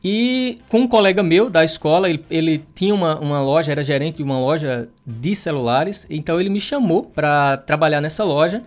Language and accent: Portuguese; Pernambuco, Brazil; eu sou de Pernambuco